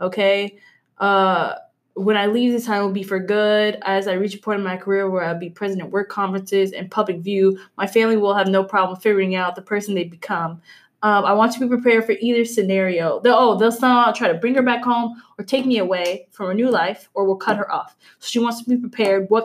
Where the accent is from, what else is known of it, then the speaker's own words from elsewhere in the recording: Louisiana, United States; I'm from Louisiana